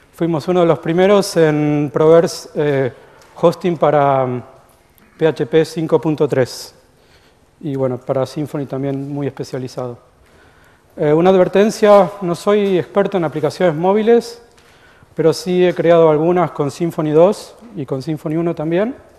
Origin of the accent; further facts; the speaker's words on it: Argentina; moved away as an adult; now in United States; yo soy argentino, como capaz que se habrán dado cuenta, eh, vivo en Estados Unidos desde 1999.